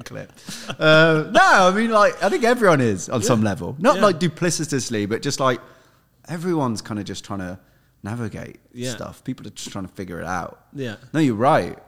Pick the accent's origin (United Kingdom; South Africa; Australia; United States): United Kingdom; Midlands; I grew up in the Midlands